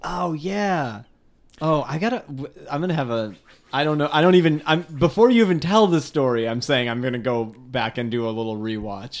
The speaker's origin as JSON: {"language": "English", "town": "Palatine", "region": "Illinois", "country": "United States", "tie": "born or raised there", "said": "I grew up in Palatine that had, that got so big somewhere in the nineties"}